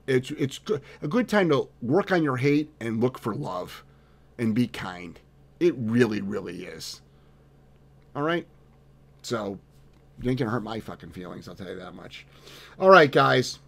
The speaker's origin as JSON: {"language": "English", "region": "Ohio", "country": "United States", "moved": "yes", "said": "I'm from Ohio originally"}